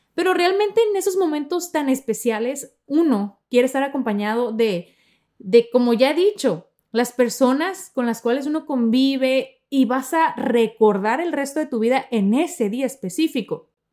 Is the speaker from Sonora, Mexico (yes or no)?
yes; Sonora, Mexico; moved away; yo soy de Sonora, de la parte norte de México